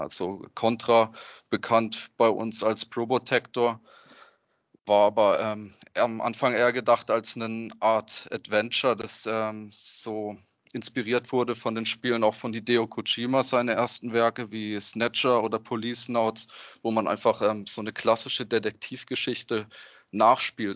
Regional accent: Freiburg, Baden-Württemberg, Germany; Ich komme aus Freiburg beim schönen Schwarzwald

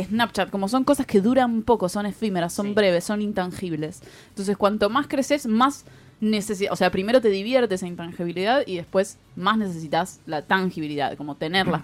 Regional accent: Lanús, Buenos Aires Province, Argentina; soy del partido de Lanús

